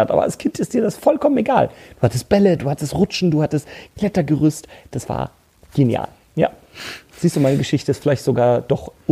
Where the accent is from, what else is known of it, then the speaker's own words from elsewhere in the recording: Munich, Bavaria, Germany; Ich bin ja geboren und aufgewachsen in München. Und zwar wirklich in der Innenstadt München.